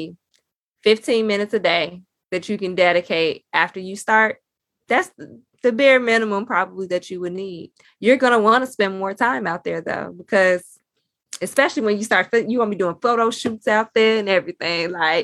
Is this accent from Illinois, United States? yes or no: yes; Chicago, Illinois, United States; I'm from Chicago